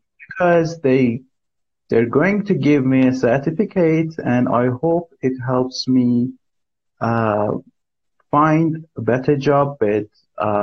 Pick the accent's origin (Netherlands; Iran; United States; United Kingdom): Iran; English is a second language; I'm from Iran.